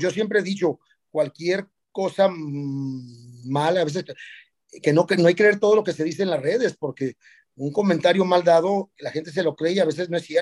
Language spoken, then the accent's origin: Spanish; Ciudad Juárez, Chihuahua, Mexico; Yo soy de Ciudad Juárez.